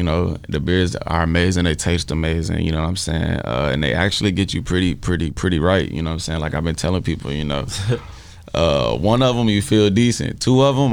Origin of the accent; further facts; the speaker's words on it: Fort Worth, Texas, United States; I grew up in Texas, too, you know what I'm saying? Like, I graduated high school and shit in Fort Worth, Texas.